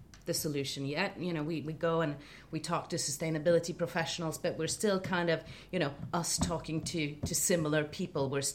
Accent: Sweden; I'm from Sweden

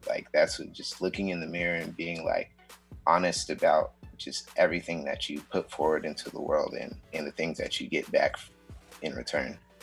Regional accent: Seattle, Washington, United States; I was born and raised in Seattle um, uh, in the Central District

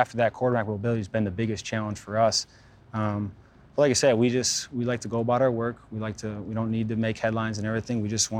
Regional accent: Pewaukee, Wisconsin, United States; Pewaukee, man, it was, everybody knows everybody, whether it was playing street hockey in the cul-de-sac

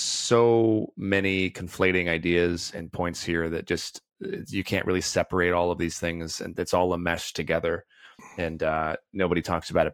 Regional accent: United States; just by being a boy, growing up in America specifically

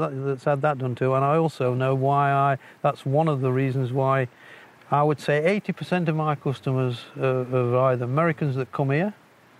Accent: East Midlands, United Kingdom; born there; I was born in the High Peaks in Derbyshire.

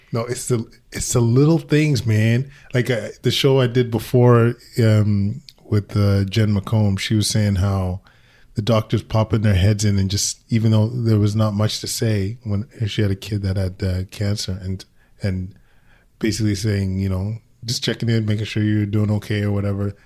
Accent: Alberta, Canada; moved away; I'm originally from Alberta

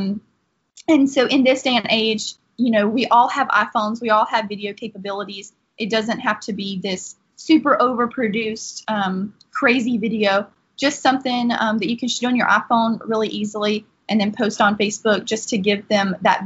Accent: Laurel Hill, Florida, United States; also born or lived in Gainesville, Florida; I am from Laurel Hill, Florida

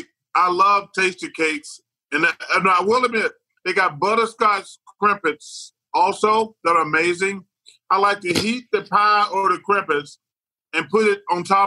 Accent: Alabama, United States; I grew up in Alabama

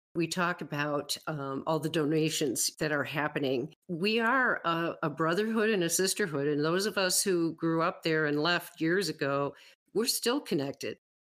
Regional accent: Western New York, United States; now in Wyoming, United States; I grew up in Western New York, but I moved away in nineteen eighty-two

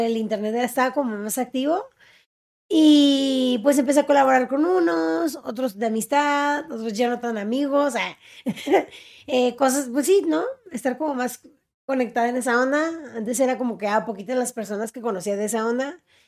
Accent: Mexicali, Baja California, Mexico; soy de Mexicali

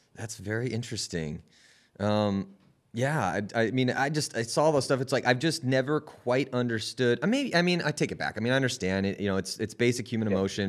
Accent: San Diego, California, United States; I grew up in San Diego

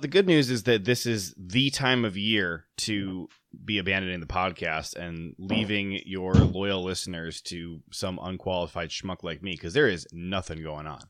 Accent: Ohio, United States; I grew up in Ohio

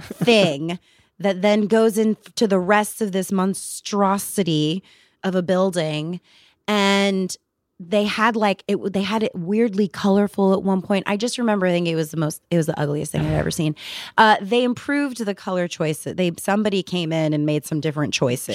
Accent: New Jersey, United States; I'm from New Jersey

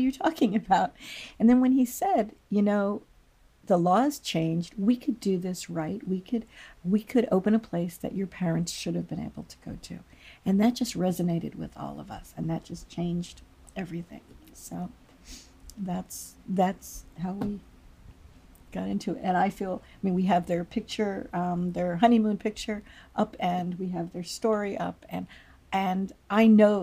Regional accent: Takoma Park, Maryland, United States; I was born in Tacoma Park, and shortly my parents grew up around here. My father grew up a couple blocks away.

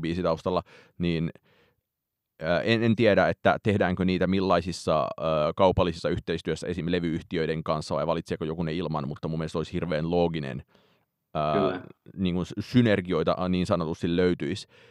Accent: Heinola, Päijät-Häme, Finland; olen Heinolasta kotoisin

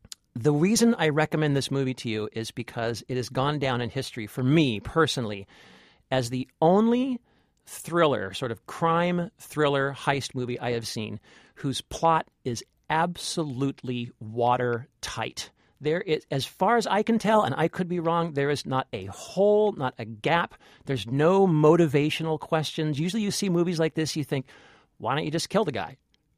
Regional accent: California, United States; I'm from California.

